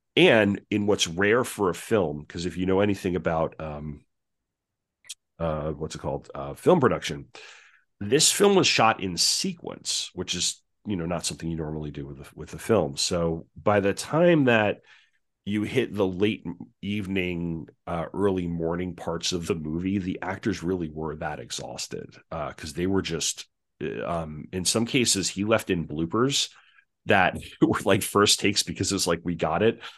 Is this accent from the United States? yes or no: yes; Long Island, New York, United States; I, I grew up on Long Island